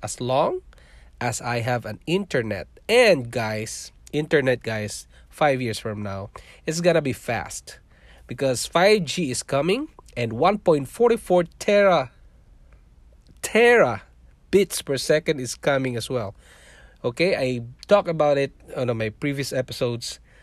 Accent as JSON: {"language": "English", "country": "Philippines", "tie": "born or raised there", "also_born_or_lived": "Singapore", "moved": "as an adult", "lives_now": "Canada", "said": "I was born in Philippines. I'm a Filipino, and I worked in Singapore for five years"}